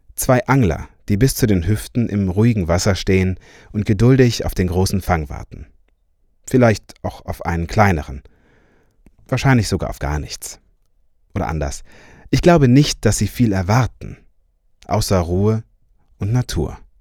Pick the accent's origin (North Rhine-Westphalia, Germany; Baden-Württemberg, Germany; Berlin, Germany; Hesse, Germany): North Rhine-Westphalia, Germany; Cologne; Ich bin ja Kölner